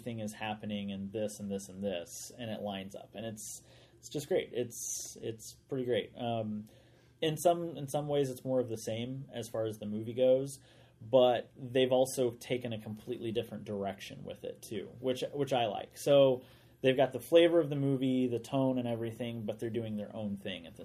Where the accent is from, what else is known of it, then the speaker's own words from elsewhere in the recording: United States; St. Louis, Missouri, which is like 2 hours from my hometown.